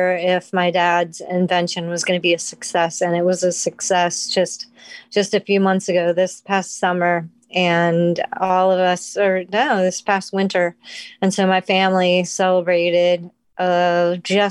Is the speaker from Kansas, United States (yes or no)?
no; Norfolk, Virginia, United States; moved away as an adult; also born or lived in Utah / Missouri; I grew up in Norfolk, Virginia, so in the South